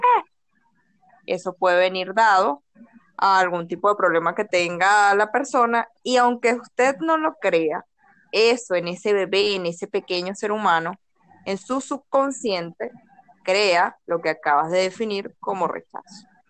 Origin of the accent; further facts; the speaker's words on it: Venezuela; como nosotros somos venezolanos